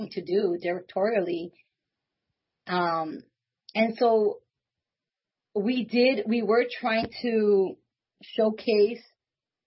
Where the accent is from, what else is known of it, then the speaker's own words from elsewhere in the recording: Los Angeles, California, United States; I grew up there my whole life. I was there for the first 20-something years of my life